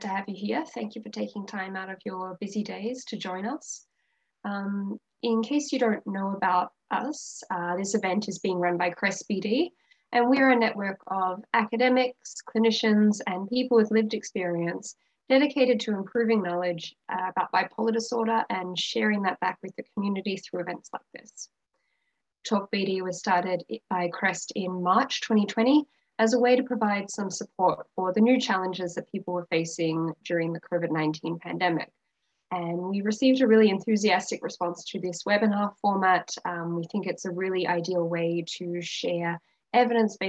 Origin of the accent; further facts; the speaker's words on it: Australia; moved away as an adult; now in Vancouver, Canada; I'm originally from Australia